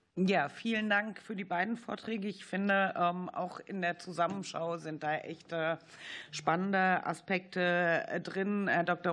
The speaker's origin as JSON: {"language": "German", "region": "Baden-Württemberg", "country": "Germany", "said": "ich komme aus Baden-Württemberg"}